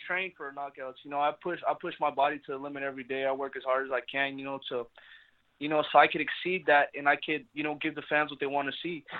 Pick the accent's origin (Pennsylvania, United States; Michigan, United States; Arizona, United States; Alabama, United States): Arizona, United States; Phoenix; I'm from Phoenix, Arizona